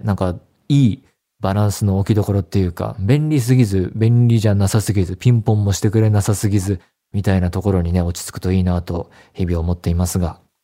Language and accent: Japanese; Saitama, Japan; 地元が埼玉県で、で、高校が東京だったので